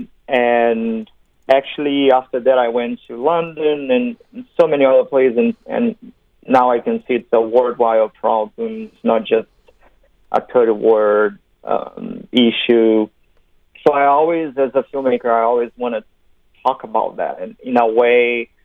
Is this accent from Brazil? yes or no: yes; Brazil; moved away as an adult; now in Los Angeles, United States; I'm from Brazil